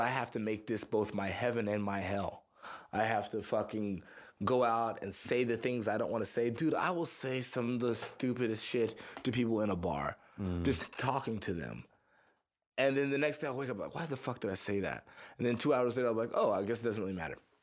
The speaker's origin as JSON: {"language": "English", "town": "Missouri City", "region": "Texas", "country": "United States", "tie": "born or raised there", "also_born_or_lived": "Houston, Texas", "lives_now": "Austin, United States", "said": "I was born in Houston. I grew up in uh, Missouri City, Texas, which is like a little suburb outside of Houston"}